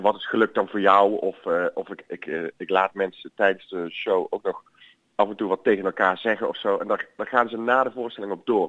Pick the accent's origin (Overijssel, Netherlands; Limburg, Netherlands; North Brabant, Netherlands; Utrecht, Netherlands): North Brabant, Netherlands; Boxmeer; het is waar ik vandaan kom. Ik ben geboren in Boksmeer.